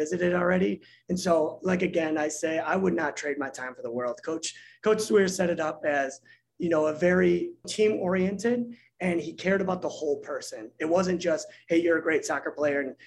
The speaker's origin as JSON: {"language": "English", "town": "Chicago", "region": "Illinois", "country": "United States", "tie": "born or raised there", "said": "I grew up in Chicago and basketball is king here"}